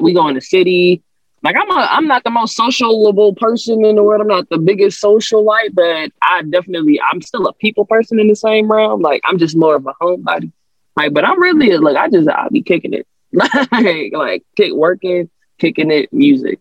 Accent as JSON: {"language": "English", "town": "New Orleans", "region": "Louisiana", "country": "United States", "tie": "born or raised there", "moved": "yes", "said": "I'm from New Orleans originally. Uh, I was born in Uptown New Orleans, Third Ward"}